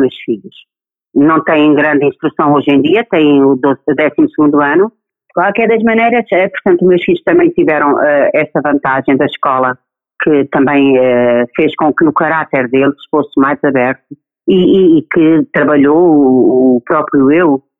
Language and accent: Portuguese; Alentejo, Portugal; principalmente no Alentejo, que é de onde eu sou oriunda